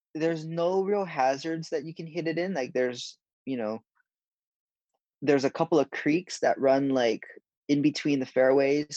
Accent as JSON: {"language": "English", "town": "Honolulu", "region": "Hawaii", "country": "United States", "moved": "yes", "said": "I'm from Honolulu, Hawaii"}